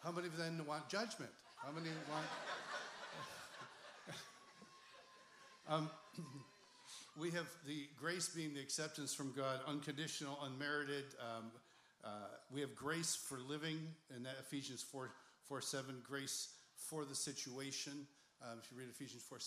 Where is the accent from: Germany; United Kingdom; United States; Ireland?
Ireland; Well, I'm Irish.